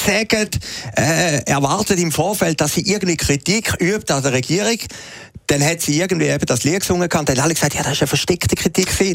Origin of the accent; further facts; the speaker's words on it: Switzerland; als Schweizer